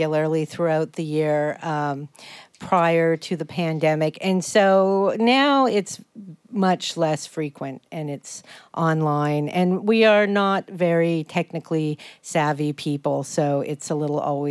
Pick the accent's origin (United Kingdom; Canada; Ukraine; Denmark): Canada; now in Burlington, United States; I'm Canadian